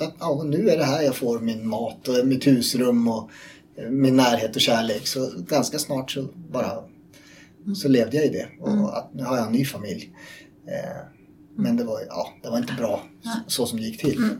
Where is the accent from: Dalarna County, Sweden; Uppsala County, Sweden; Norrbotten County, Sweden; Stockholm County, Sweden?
Uppsala County, Sweden; Uppland; jag är uppvuxen här i Uppland